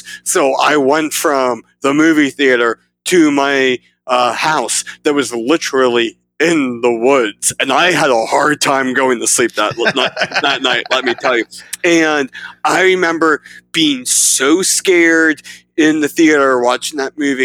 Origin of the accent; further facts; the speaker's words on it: South Central Pennsylvania, United States; I am from South Central Pennsylvania